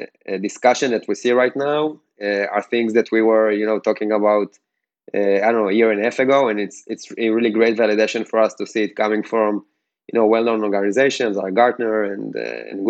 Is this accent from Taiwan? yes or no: no; Ashdod, Southern District, Israel; I'm originally from Ashdod